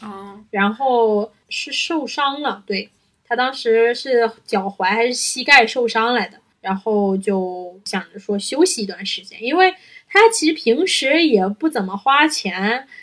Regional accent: Northeast China, China; accent: Northeastern Mandarin (东北话); 我们东北话要得劲儿

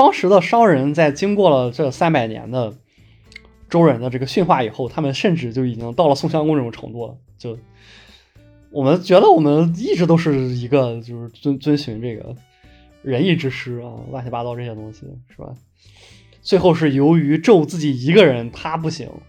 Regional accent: China; 我真的没有想到，作为一个中国人，能够体会到这么原汁原味的克系的体验。

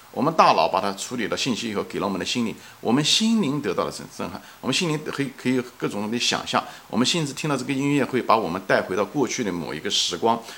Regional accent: China; 作为一个中国人

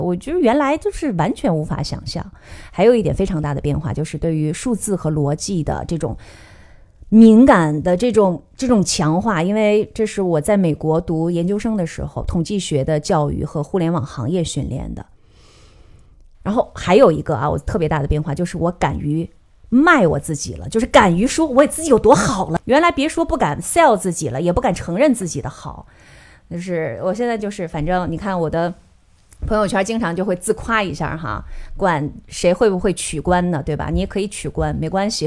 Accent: Northeast China, China; 我们东北人

